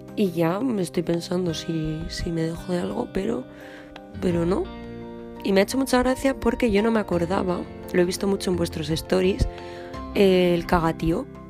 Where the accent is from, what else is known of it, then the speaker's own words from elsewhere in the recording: Madrid, Community of Madrid, Spain; now in France; yo soy de Madrid